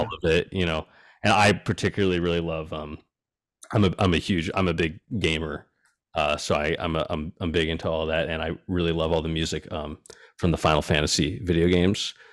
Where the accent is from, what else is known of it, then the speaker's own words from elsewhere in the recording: East Coast, United States; moved away as an adult; now in Los Angeles, United States; I grew up on the East Coast